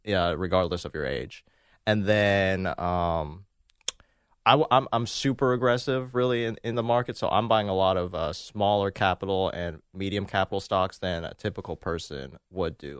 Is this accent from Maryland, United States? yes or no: yes; Maryland, United States; I'm from Maryland